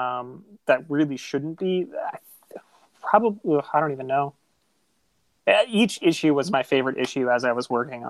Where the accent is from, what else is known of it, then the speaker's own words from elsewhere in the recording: Buffalo, New York, United States; the thing that kids used to do where I grew up, because everybody in Buffalo loves hockey